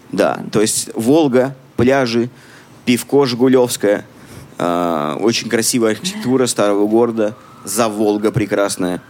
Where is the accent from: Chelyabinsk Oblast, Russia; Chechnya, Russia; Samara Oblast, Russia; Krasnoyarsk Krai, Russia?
Samara Oblast, Russia; Samara; moved away as an adult; now in Canada; Я из России тоже, из Самары